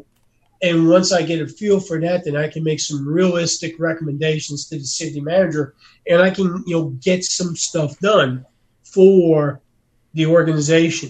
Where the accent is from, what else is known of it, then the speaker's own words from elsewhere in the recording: Northeast, United States; moved away; I come from the Northeast.